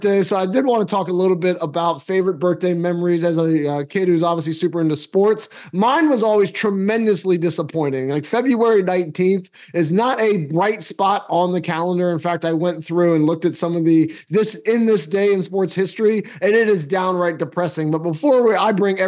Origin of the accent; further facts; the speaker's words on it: D.C., District of Columbia, United States; I grew up outside of Washington, D.C.